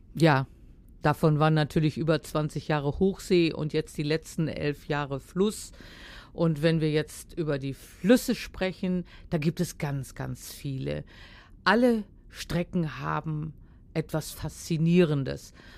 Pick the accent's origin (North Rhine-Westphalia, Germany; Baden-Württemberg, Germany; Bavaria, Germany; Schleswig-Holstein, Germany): Schleswig-Holstein, Germany; Heiligenhafen; das ist ein Stück Heimat von mir. Ich bin ja äh, aus Schleswig-Holstein, aus Heiligenhafen